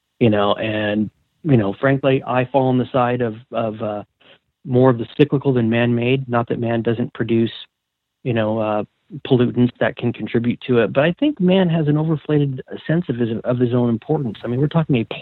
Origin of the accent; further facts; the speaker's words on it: Washington, United States; growing up in Washington